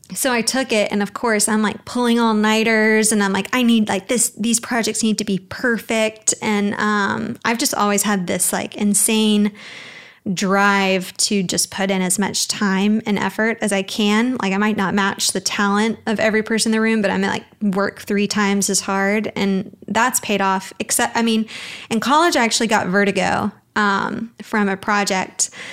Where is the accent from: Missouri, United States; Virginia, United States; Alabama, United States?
Alabama, United States; Birmingham; moved away as an adult; now in Dallas, United States; I'm originally from Birmingham, Alabama, but I moved to Dallas almost five years